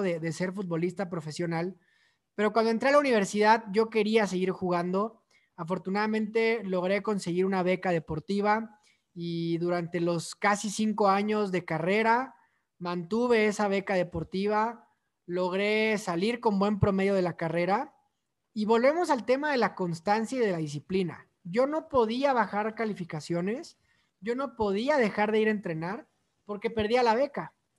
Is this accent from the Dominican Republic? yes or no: no; Mexico City, Mexico; soy originario de la Ciudad de México